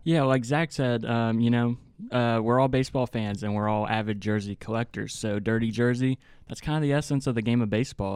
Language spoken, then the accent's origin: English; Hurricane, West Virginia, United States; accent: hick; I'm from Hurricane, West Virginia. That's, uh, in between Huntington and Charleston.